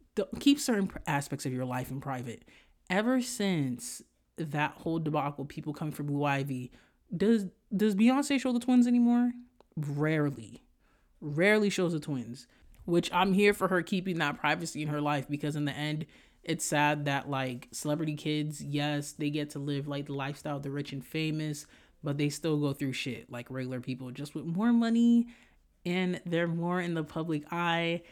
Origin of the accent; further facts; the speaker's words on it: Haiti; moved away; The way I grew up in Haiti, the shit where y'all see where, oh, they're living in, like, these houses, I didn't live like that in Haiti